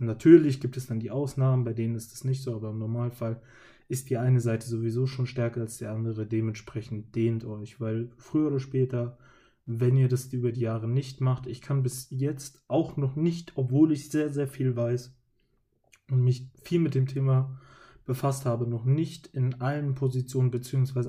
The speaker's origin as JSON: {"language": "German", "region": "Hesse", "country": "Germany", "said": "als Hesse bzw. Mensch, der in meinem Kinzigkreis lebt"}